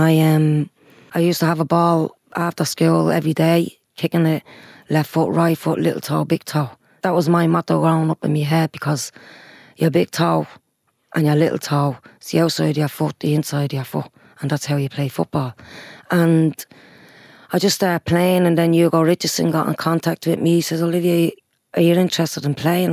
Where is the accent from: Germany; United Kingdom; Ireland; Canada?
Ireland; Dublin, Leinster; Sheriff Street has always been my hometown